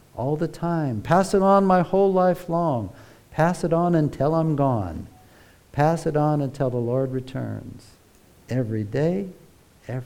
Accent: United States; moved away; Growing up in America, if you were in the church, all the little kids were taught to sing

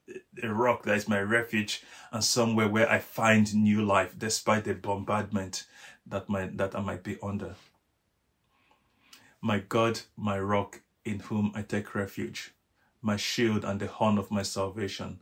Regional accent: Nigeria; I'm Nigerian. Each time I drive past one of the biggest rocks in my home country in Nigeria

